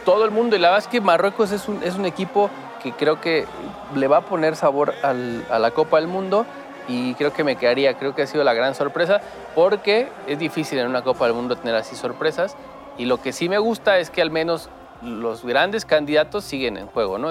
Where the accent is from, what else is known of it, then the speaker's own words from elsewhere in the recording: Mexico; como aficionado mexicano